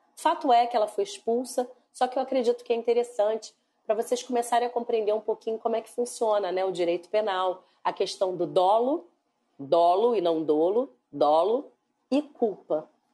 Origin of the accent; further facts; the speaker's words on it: Rio de Janeiro, Brazil; Eu sou do Rio de Janeiro.